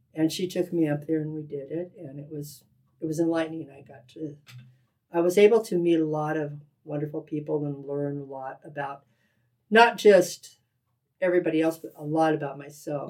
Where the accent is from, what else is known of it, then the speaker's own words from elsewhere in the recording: Yakima, Washington, United States; now in Silver Valley, United States; I'm originally from Yakima, Washington, okay. born and raised over there